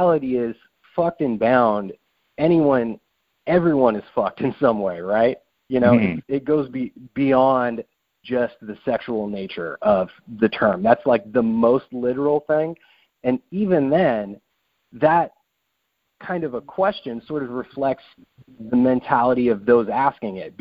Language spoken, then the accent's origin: English; New Mexico, United States; now in Seattle, United States; I'm from New Mexico originally